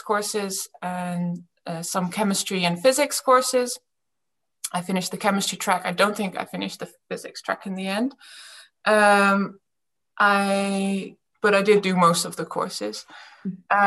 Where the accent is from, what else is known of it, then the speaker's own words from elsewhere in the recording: Friesland, Netherlands; also born or lived in Groningen, Netherlands / England; I was born in Groningen and then we moved to England for 9 years. Mm-hmm. And when I was nine, we moved back to Friesland